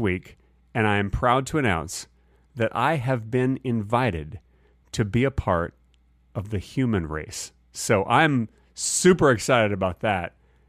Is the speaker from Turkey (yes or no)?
no; Dallas, Texas, United States; I grew up in Dallas where they had tornadoes